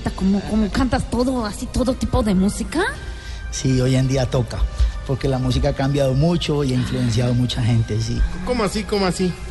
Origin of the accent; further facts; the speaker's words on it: Colombia; now in France; Háblame en español que cuando yo salgo de Francia soy más colombiano que buscarle al hijo de uno un padrino rico.